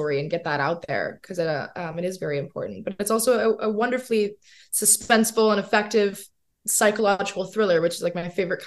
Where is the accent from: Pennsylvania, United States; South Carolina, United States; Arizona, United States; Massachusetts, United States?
South Carolina, United States; I grew up in South Carolina